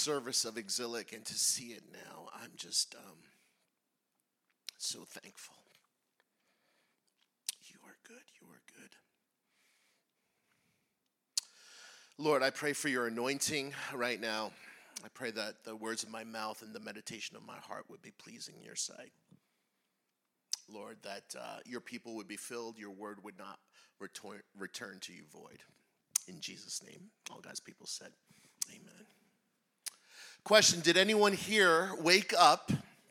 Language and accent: English; New Jersey, United States; I was born and raised in New Jersey, right across the river